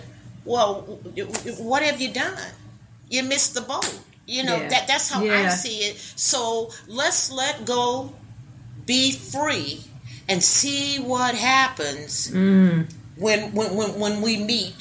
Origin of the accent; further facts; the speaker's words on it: New Orleans, Louisiana, United States; now in Texas, United States; I'm from New Orleans